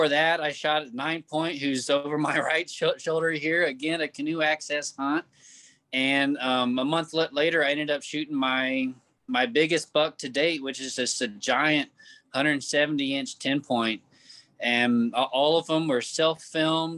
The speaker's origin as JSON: {"language": "English", "town": "Kansas City", "region": "Missouri", "country": "United States", "said": "I'm from Kansas City, Missouri."}